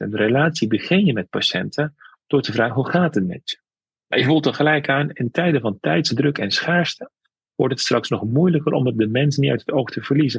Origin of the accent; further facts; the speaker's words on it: Veghel, North Brabant, Netherlands; also born or lived in Amsterdam / Tilburg; geboren in Vechel in een dorp, vroeger wat nu een stad is. Ik heb Turkse roots, dus ik ben bicultureel